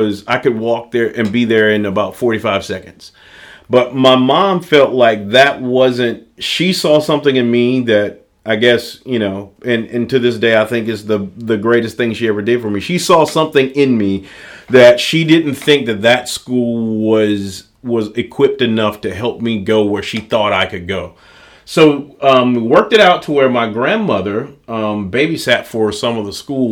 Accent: Greenwood, Mississippi, United States; I grew up in Greenwood, Mississippi.

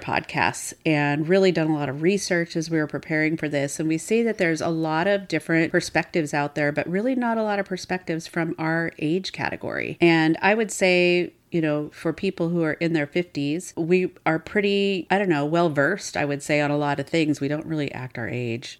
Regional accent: Seattle, Washington, United States; I'm actually born and raised in Seattle

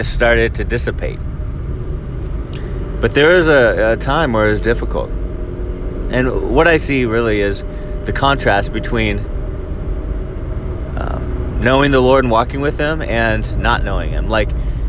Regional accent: Northern California, United States; I grew up in Northern California and went to school there

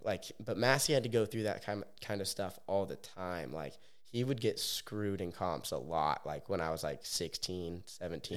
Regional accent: Bend, Oregon, United States; now in Orlando, United States; I grew up in Bend, Oregon

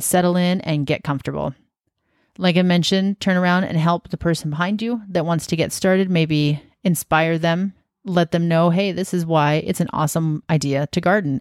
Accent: Washington, United States; now in Oregon, United States; I'm from Washington State, which is just north of Oregon

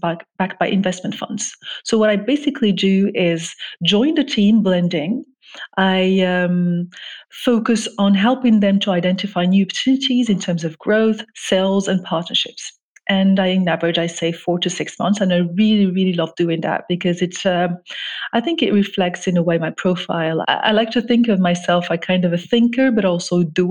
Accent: Morocco; moved away as an adult; also born or lived in France; I grew up actually in Morocco, where I'm originally from

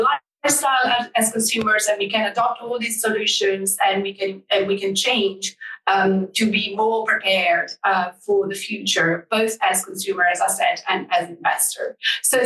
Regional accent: Italy; moved away; I'm from Italy. I was raised in Italian Alps.

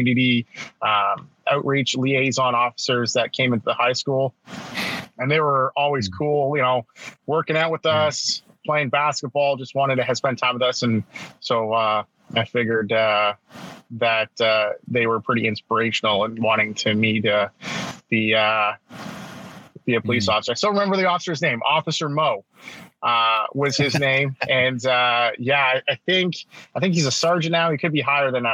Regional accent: north of Toronto, Ontario, Canada; I'm Canadian, so I was just born north of Toronto in Ontario, Canada, in the great year of 1979.

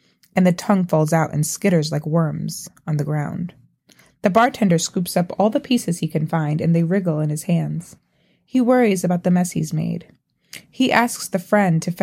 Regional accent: New York City, New York, United States; I grew up in Brooklyn to a Trinidadian mother and a Jamaican father

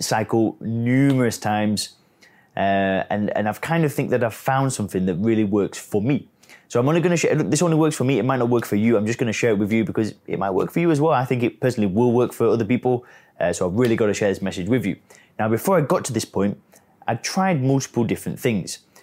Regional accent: England, United Kingdom; now in Chiang Mai, Thailand; I live out here in Chiang Mai. I'm origi-, I'm originally from England

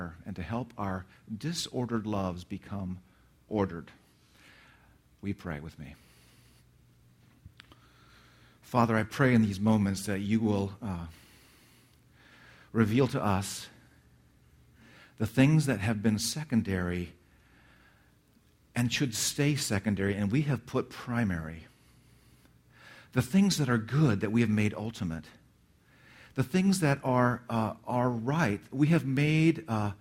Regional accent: Redlands, California, United States; moved away; my hometown, Redlands, California, where I grew up

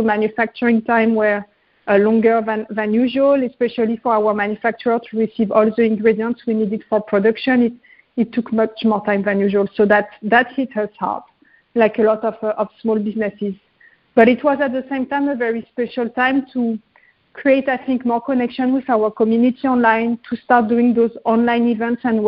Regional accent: Paris, Île-de-France, France; moved away as an adult; I was growing up in Paris

